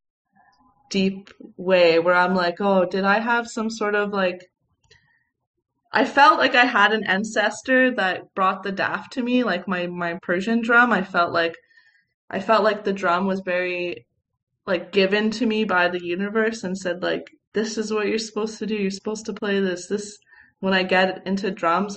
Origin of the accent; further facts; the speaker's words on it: Canada; growing up in Canada